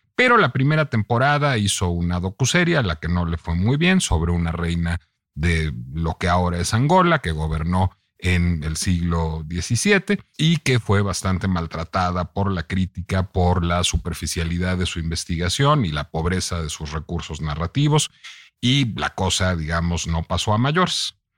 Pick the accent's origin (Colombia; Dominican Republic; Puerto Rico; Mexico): Mexico; tengo esa raíz venezolana, vivo en México, soy mexicano